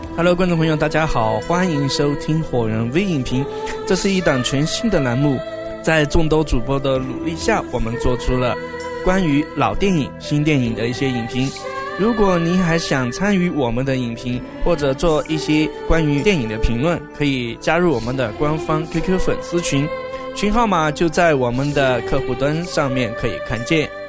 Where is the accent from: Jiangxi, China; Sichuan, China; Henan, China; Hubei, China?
Hubei, China; 作为地道的湖北人